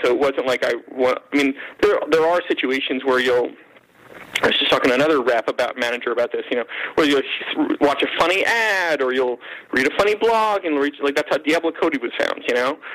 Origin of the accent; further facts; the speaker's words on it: Canada; being Canadian